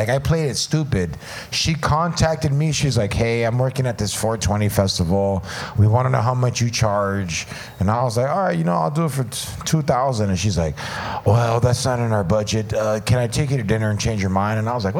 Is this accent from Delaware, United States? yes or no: no; California, United States; Like, I'm from Orange County, and we'd go to Riverside County in, like, 7th and 8th grade vacation.